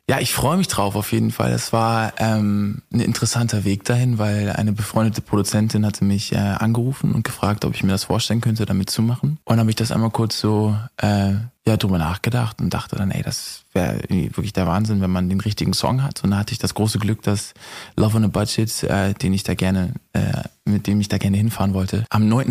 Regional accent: Hamburg, Germany; ich komme aus Hamburg

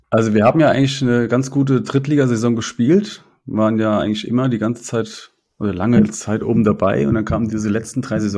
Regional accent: Kaiserslautern, Rhineland-Palatinate, Germany; gebürtig aus Kaiserslautern, wohne auch da, arbeite aber in Saarbrücken für die Stadt

